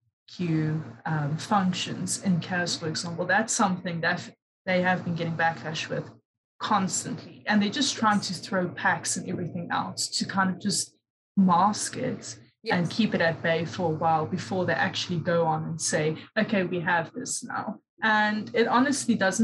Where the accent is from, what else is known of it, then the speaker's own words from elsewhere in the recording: South Africa; also born or lived in Durban, South Africa; being South African, you know, you get exposed to different African cultures.